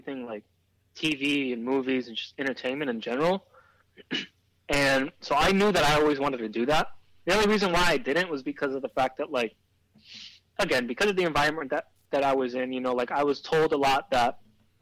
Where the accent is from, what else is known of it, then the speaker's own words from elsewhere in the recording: Miami, Florida, United States; moved away as an adult; also born or lived in Cuba; now in Los Angeles, United States; I was born in Cuba and raised in Miami.